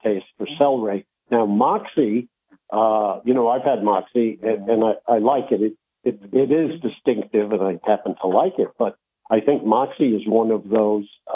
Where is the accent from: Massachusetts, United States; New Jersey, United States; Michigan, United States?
New Jersey, United States; I grew up in New Jersey, but in the New York metropolitan area.